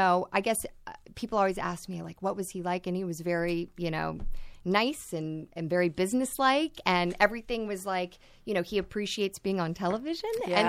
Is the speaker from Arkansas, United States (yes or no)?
yes; Arkansas, United States; moved away; I'm from Arkansas